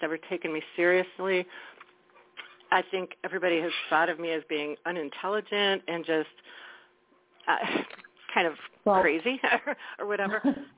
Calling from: Wisconsin, United States; Hello, this is … from Wisconsin.

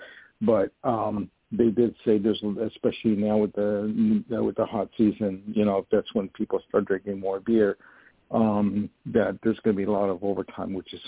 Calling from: Poughkeepsie, New York, United States; I'm calling from New York. I'm not too far from you, actually. You're in the 845 area, and I live in Poughkeepsie near the where the old Kmart was.

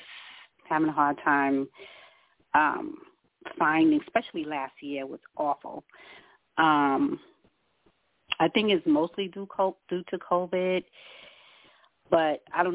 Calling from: New York, United States; Sort of upstate. It's near Buffalo.

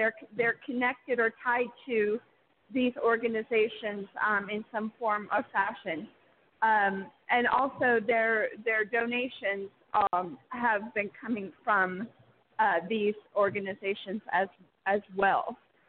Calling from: Oregon, United States; from Oregon.

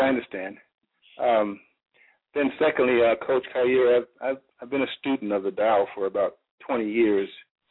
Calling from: Reynoldsburg, Ohio, United States; And I'm calling from Reynoldsburg, Ohio.

